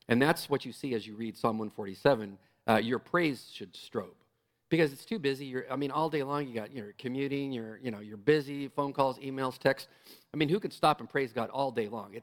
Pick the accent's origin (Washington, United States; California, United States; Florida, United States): California, United States; San Diego; moved away; I'm from San Diego.